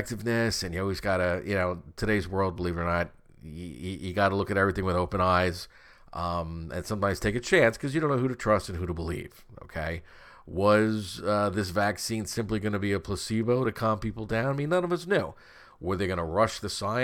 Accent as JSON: {"language": "English", "country": "United States", "said": "we as the American taxpayers"}